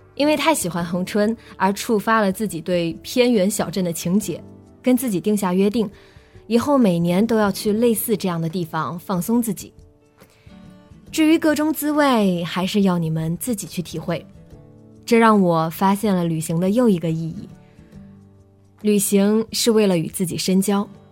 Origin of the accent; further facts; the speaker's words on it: China; 咱们内地人